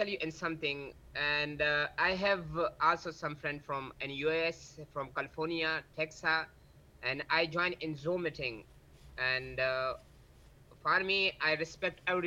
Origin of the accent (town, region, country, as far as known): KPK, Khyber Pakhtunkhwa, Pakistan; English is a second language; now in Karachi, Pakistan